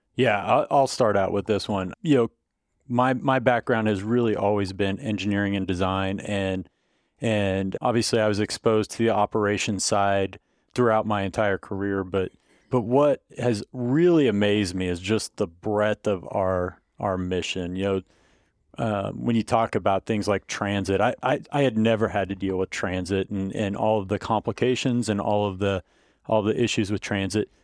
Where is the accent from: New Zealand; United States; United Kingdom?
United States; Melvern, Kansas; I grew up down around Melbourne and it was a really small school. So if you know Kansas schools